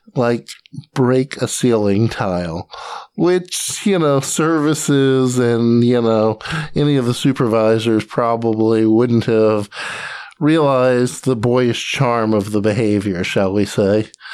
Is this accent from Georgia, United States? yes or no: yes; Atlanta, Georgia, United States; I grew up in Atlanta, Georgia, and with a side stint in the Army, I came back to Atlanta